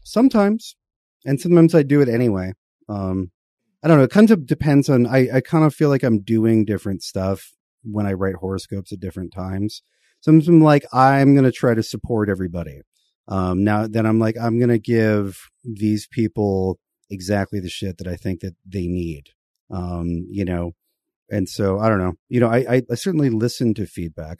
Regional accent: United States; as an American

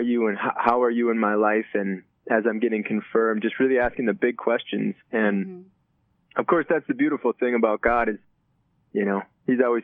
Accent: Chisago Lakes, Minnesota, United States; I grew up north of the Twin Cities in a small town called Chisago Lakes.

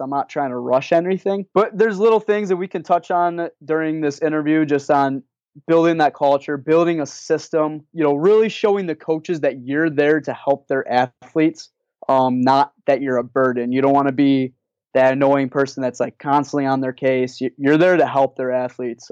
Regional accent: Rochester, New York, United States; also born or lived in Plattsburgh, New York; I grew up in Rochester, which is in Western New York, in between Syracuse and Buffalo.

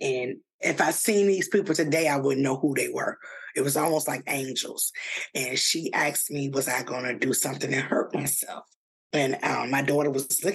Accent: Virginia, United States; now in Atlanta, United States; I'm from Virginia

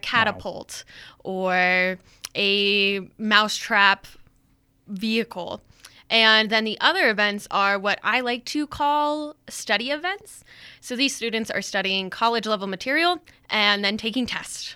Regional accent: Denver, Colorado, United States; moved away as an adult; also born or lived in Wyoming; now in Riverton, United States; I am originally from Denver, Colorado, and luckily I found my way up to Wyoming pretty quickly after high school

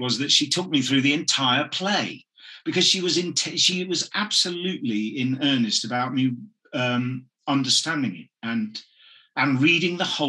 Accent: Midlands, United Kingdom; I come from the Midlands as well, which is sort of very not that far from Stratford

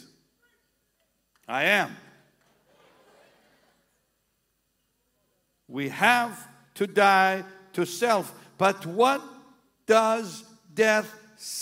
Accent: Jaffa, Tel Aviv District, Israel; moved away; We're from the Holy Land. We lived in Israel. The Holy Land. I was born a block away from the house of Simon the Tanner. It's in the Bible. I went to school right across from his house.

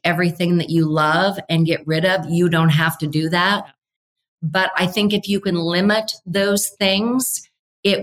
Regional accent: Nebraska, United States; I grew up in Nebraska with really severe weather

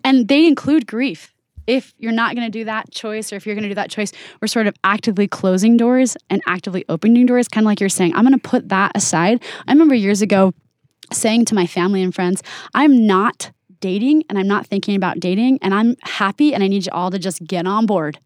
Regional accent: Oregon, United States; now in Utah, United States; I didn't grow up in Utah, I grew up in Oregon

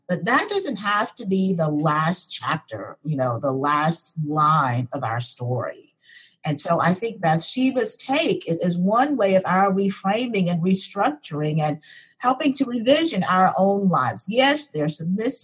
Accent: Memphis, Tennessee, United States; I grew up in Memphis, Tennessee

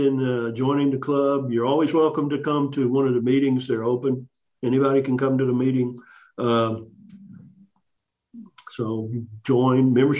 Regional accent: Arkansas, United States; In Arkansas. We're born and raised in Arkansas.

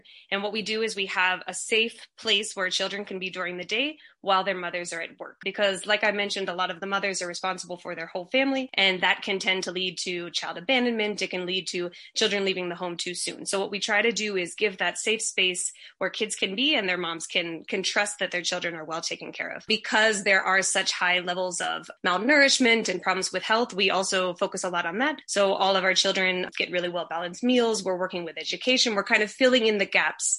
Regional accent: Pittsburgh, Pennsylvania, United States; moved away as an adult; also born or lived in Copán, Honduras; now in Copán Ruinas, Honduras; I'm actually from Pittsburgh, Pennsylvania, but I moved to Honduras about 10 years ago

